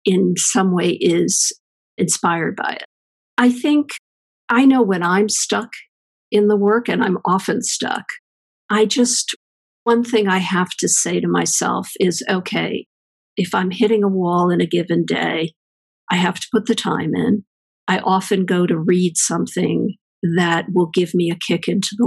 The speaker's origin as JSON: {"language": "English", "region": "East Coast", "country": "United States", "tie": "born or raised there", "moved": "as an adult", "lives_now": "California, United States", "said": "I grew up on the East Coast, and I came west to go to Stanford"}